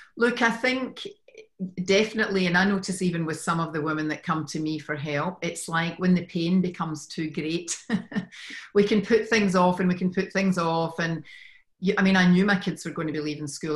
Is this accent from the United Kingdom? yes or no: yes; Scotland, United Kingdom; moved away as an adult; now in Sydney, Australia; I'm originally from Scotland